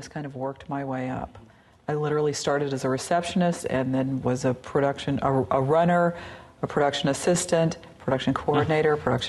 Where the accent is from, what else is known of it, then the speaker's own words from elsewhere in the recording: the South, United States; being a Southerner, one of the experiences I think a lot of people that grew up there share is that there is kind of a dark side, mm-hmm, to the South.